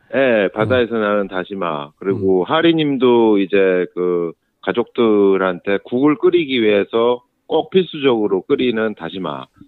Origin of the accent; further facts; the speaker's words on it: Seoul, South Korea; now in Gyeonggi Province, South Korea; 서울 사람이 서울에 서울 아이가 이제 경기도로 이제 학교를 왔다 갔다 하다 보니까